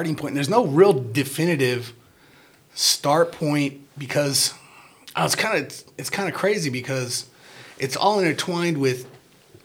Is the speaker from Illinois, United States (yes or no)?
yes; Rockford, Illinois, United States; I grew up on Rockton Avenue and Acorn Street